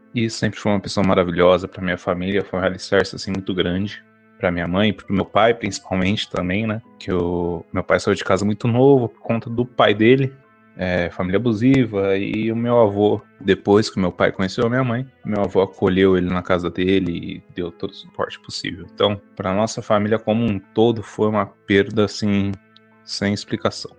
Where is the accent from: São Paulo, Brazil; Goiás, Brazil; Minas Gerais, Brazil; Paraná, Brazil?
São Paulo, Brazil; sou daqui da cidade de São Paulo, da Grande São Paulo, aqui da Zona Leste.